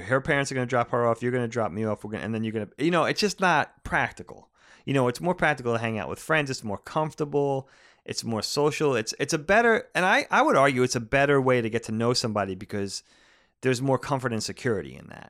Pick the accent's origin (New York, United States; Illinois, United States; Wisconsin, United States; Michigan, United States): New York, United States; Long Island; growing up in the eighties and nineties, at least growing up on Long Island, growing up in New, the suburbs of New York City